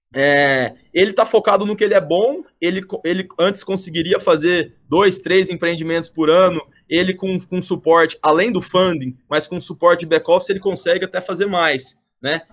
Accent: Goiânia, Goiás, Brazil; moved away as an adult; now in São Paulo, Brazil; eu sou natural de Goiânia, eu sou formado em administração de empresas pela PUC Goiás e vim para São Paulo fazer um MBA

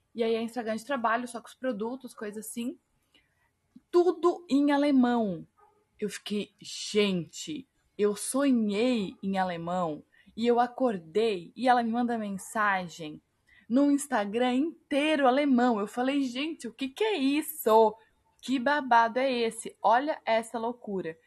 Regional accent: Pomerode, Santa Catarina, Brazil; also born or lived in Florianópolis; eu sou de Florianópolis, nasci aqui, mas eu cresci, passei é, são uns 10, 12 anos da minha vida em Pomerode, que é uma cidade aqui de Santa Catarina

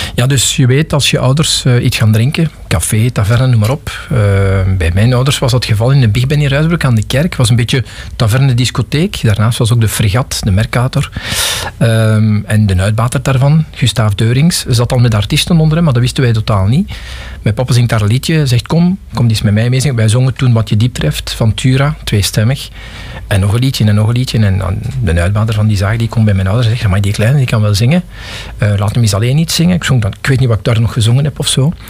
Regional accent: Pajottenland, Flanders, Belgium; also born or lived in Geraardsbergen / Galmaarden / Forest (Brussels); now in Lot, Belgium; ik ben iemand die uit Pajotland komt. Ik ben geboren in Gerardsbergen in 65. En ik heb toen nog eh, tot mijn 4, 5 jaar in Galmaarden gewoond

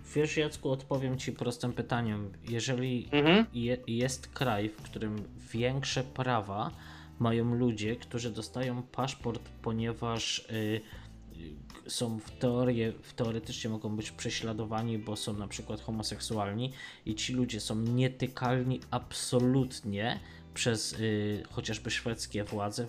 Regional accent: Tarnów, Lesser Poland, Poland; ja nie jestem Tarnowianinem, ja jestem Mościczaninem. Pochodzę z dzielnicy Tarnowa-Mościce

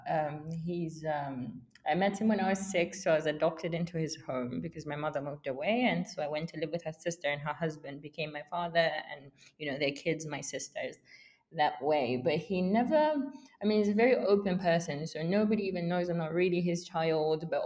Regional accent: United Kingdom; for being black, for being female, for being British and Zambian

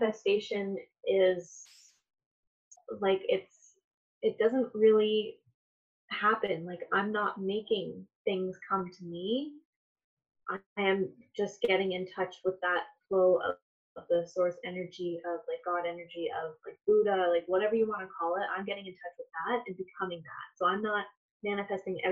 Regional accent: Toronto, Ontario, Canada; moved away as an adult; now in Kitchener, Canada; I live in Kitchener now, born and raised in Toronto, Ontario.

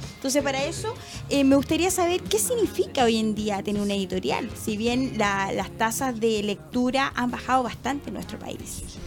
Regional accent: Chile; nuestro país

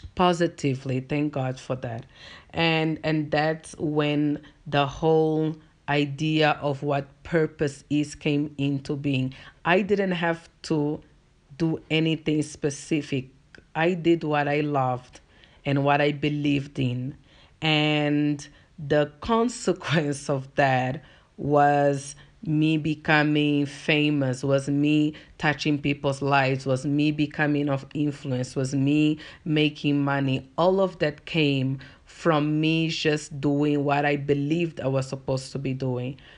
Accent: Angola; first language Portuguese; English is a second language; moved away as an adult; now in South Africa; I'm from Angola, and if you're not from Africa, Angola is a country in the African continent, and our first language is Portuguese. Uh, so that's why I've got an accent.

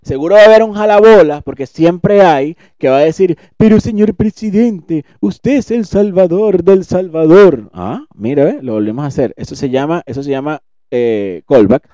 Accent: Venezuela; como venezolano

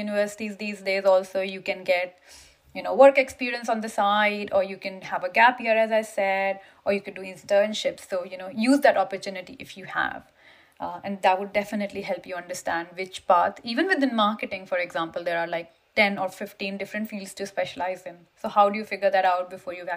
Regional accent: India; moved away as an adult; now in United Kingdom; I came from India to UK

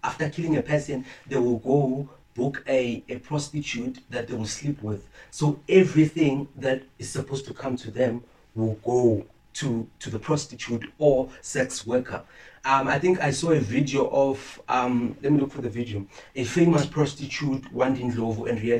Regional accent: Limpopo, South Africa; Listen, I'm from Limpopo

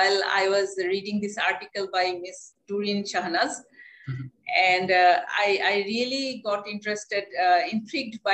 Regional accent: Dhaka, Dhaka Division, Bangladesh; I grew up in Dhaka city

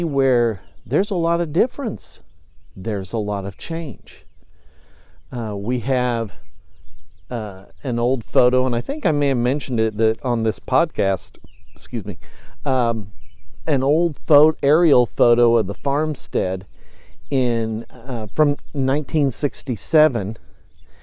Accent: Effingham, Illinois, United States; it's my hometown, it's where I grew up

